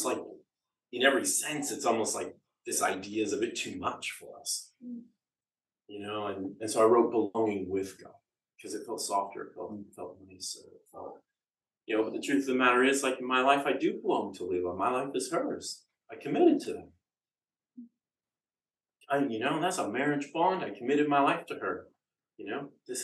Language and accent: English; Canada; accent: Canadian; the dulcet tones of my Canadian accent